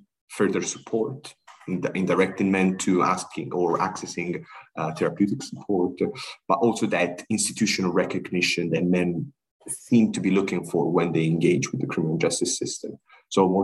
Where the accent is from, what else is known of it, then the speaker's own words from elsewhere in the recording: Sri Lanka; I'm originally from Sri Lanka. My parents are from Sri Lanka